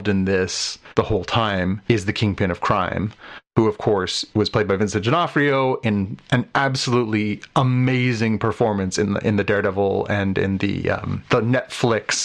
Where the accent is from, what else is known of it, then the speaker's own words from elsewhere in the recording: Canada; as a Canadian